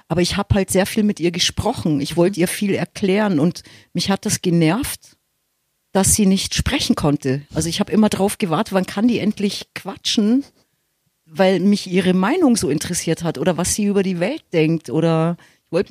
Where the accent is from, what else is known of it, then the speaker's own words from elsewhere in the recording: Munich, Bavaria, Germany; Das ist meine Heimat. Hier fühle ich mich, also es ist mein Gewässer.